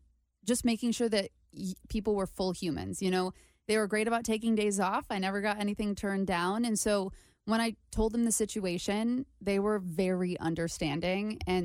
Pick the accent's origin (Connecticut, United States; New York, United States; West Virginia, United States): Connecticut, United States; moved away; I'm from Connecticut.